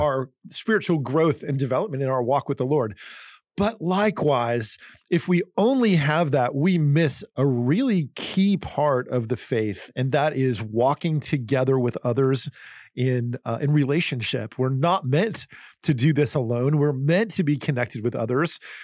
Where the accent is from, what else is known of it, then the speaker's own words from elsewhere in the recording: Northeast, United States; I grew up in the Northeast in New Jersey and Pennsylvania